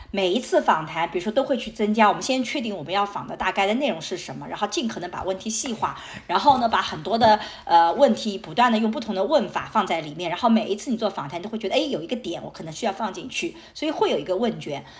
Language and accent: Chinese; Suzhou, Jiangsu, China; 就像我所在的这个吴江，这是我的家乡